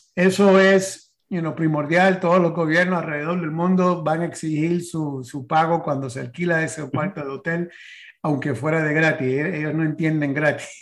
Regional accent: San Antonio, Texas, United States; Spanish is a second language; now in Florida, United States; de San Antonio, Texas, nací yo

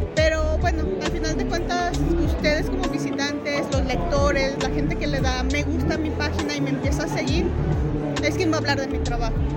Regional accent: Guadalajara, Jalisco, Mexico; yo soy artista plástica, soy de Guadalajara, Jalisco

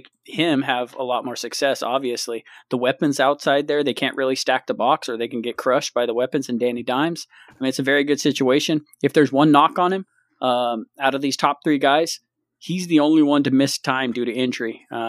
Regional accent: Central California, United States; We're SinCal. That's what they call us. SinCal.

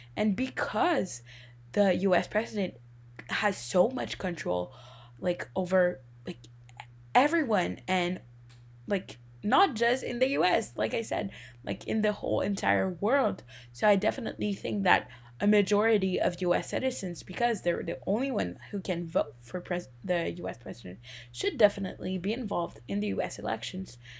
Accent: Canada; as a Canadian

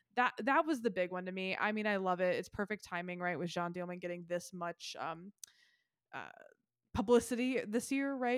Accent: Memphis, Tennessee, United States; also born or lived in northern Mississippi; I'm from Memphis. I'm on the state line of Mississippi and have spent a lot of my life and childhood in northern Mississippi

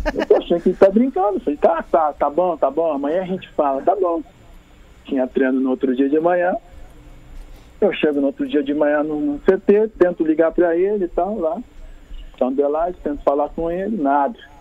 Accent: Rio Grande do Sul, Brazil; sendo gaúcho, cara, sendo daqui

